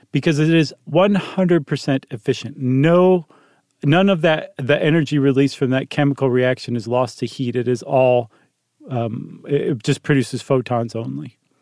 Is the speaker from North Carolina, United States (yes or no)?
no; Toledo, Ohio, United States; moved away; I grew up in Toledo.